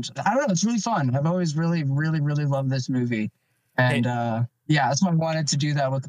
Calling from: Canada; I'm calling in from the Great White North, good old Canada.

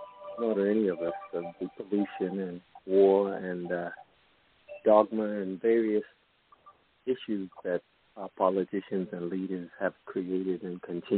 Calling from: East Coast, United States; East Coast, up late, family sleeping

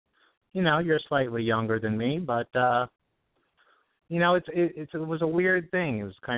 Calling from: Studio City, California, United States; I'm 41. I'm in Studio City, and I recently got out of a 15-year relationship.

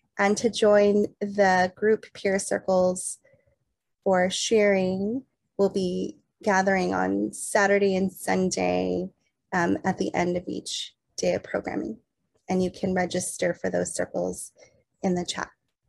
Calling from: California, United States; I'm calling in from Hoopy, Awaspas lands, also known as the Santa Cruz Mountains in California.

